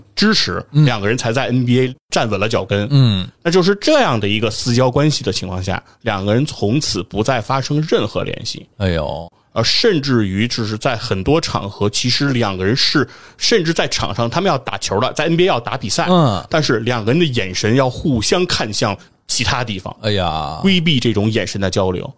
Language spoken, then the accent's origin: Chinese; China; 我们中国人